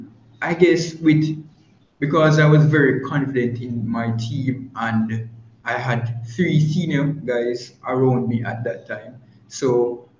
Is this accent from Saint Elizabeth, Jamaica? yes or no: no; Ewarton, Saint Catherine, Jamaica; I'm from Yurton. I'm from Yurton in St. Catherine. It's a little town near